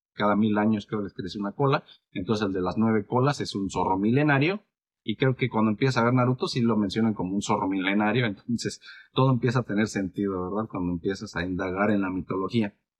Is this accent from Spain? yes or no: no; Mexico; soy mexicano